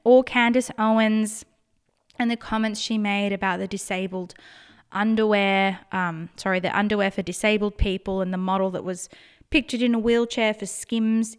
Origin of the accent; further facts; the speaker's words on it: Australia; accent: Australian; I'm in Australia, if you can't tell by my accent